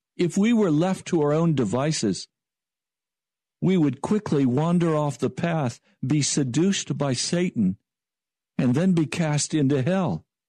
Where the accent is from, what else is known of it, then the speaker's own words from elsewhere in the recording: Denver, Colorado, United States; I was born in Denver, Colorado.